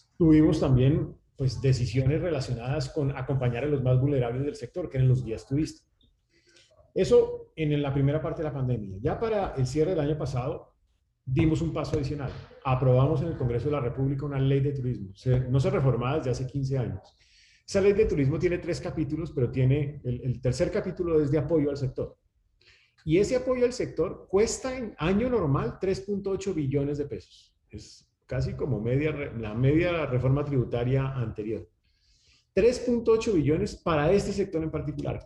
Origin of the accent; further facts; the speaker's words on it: Colombia; los colombianos somos